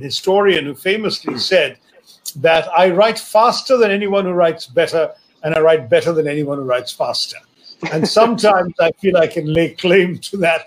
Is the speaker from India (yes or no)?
yes; India; as an Indian